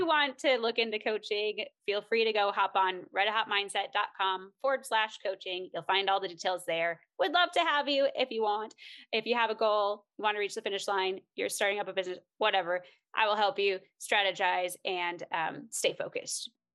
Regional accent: Minnesota, United States; moved away as an adult; we're both from Minnesota area

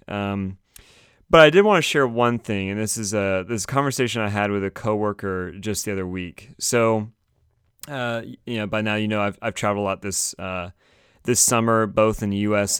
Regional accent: Raleigh, North Carolina, United States; I'm from Raleigh

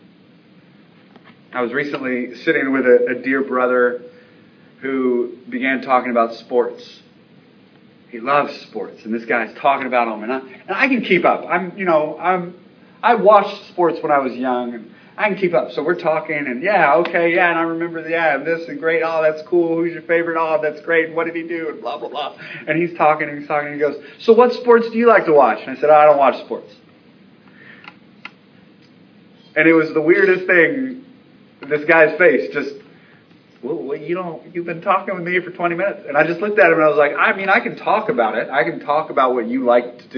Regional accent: Baltimore, Maryland, United States; moved away; my hometown, Baltimore

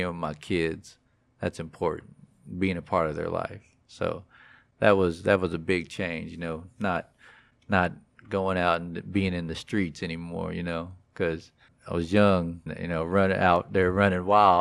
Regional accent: Texas, United States; I was born here in the great state of Texas

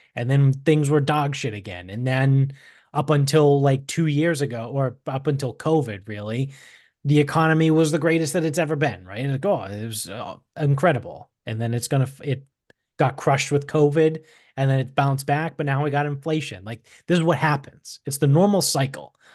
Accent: Medford, Massachusetts, United States; moved away; we grew up in Medford, which is a suburb of Boston

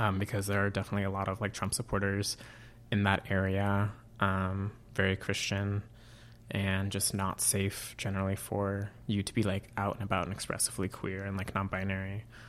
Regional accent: Auburn, California, United States; moved away as an adult; I grew up in Auburn, California

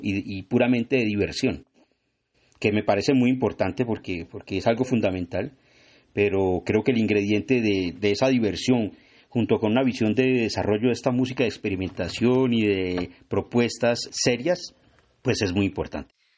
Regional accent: Tunja, Boyacá, Colombia; yo soy de Tunja

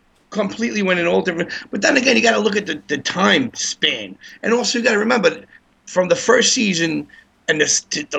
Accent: New York City, New York, United States; I grew up in Bedford, in Bay Ridge

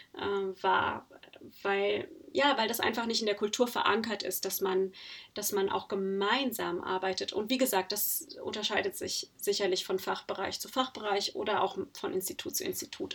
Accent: Germany; also born or lived in Netherlands; bei uns in Deutschland

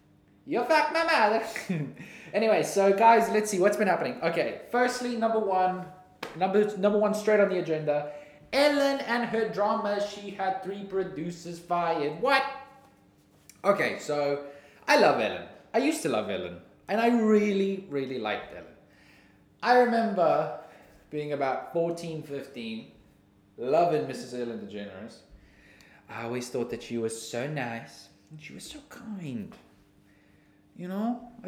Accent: New Zealand; accent: New Zealand; I think my New Zealand accent's pretty nice.

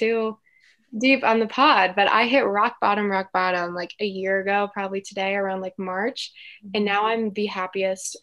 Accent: Cincinnati area, Northern Kentucky, United States; I'm from Northern Kentucky, Cincinnati area

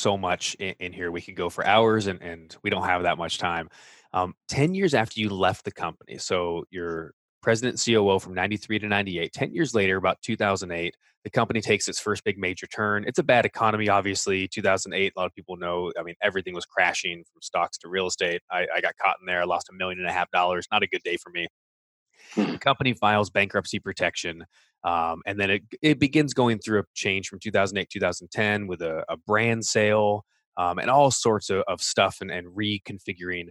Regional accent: Orange County, California, United States; moved away as an adult; now in Grand Rapids, United States; I grew up and lived in Orange County, California for 38 years

